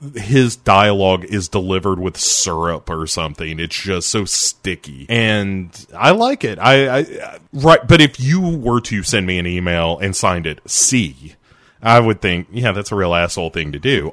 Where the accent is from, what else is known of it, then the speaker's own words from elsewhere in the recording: United States; I'm American